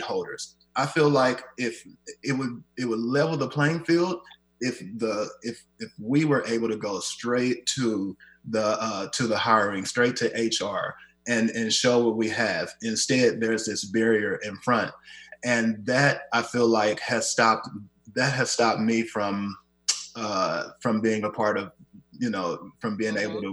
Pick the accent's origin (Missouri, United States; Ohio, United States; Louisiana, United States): Missouri, United States; Kansas City; moved away as an adult; now in Seattle, United States; my hometown that they have been, Kansas City